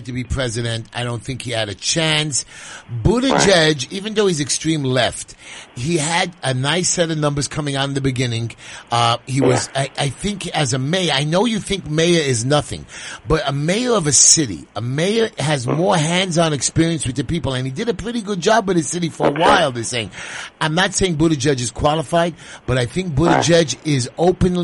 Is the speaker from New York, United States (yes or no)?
yes; New York, United States; I'm a New Yorker